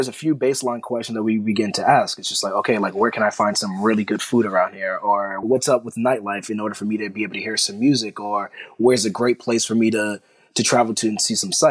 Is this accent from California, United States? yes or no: no; New York, United States; I'm from New York